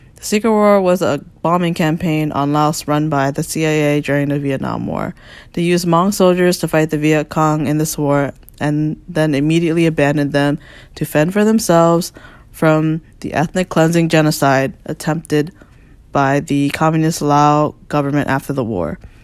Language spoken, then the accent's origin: English; Falls Church, Virginia, United States; moved away as an adult; also born or lived in Washington, D.C. / Maryland; now in Brooklyn, New York, United States; I am from Falls Church, Virginia, but currently located in Brooklyn, New York.